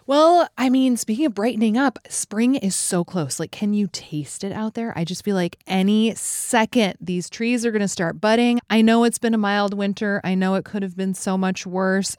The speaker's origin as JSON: {"language": "English", "town": "Fairbanks", "region": "Alaska", "country": "United States", "tie": "born or raised there", "moved": "yes", "lives_now": "Chicago, United States", "said": "I grew up in Fairbanks, which is about four hundred miles north of Anchorage."}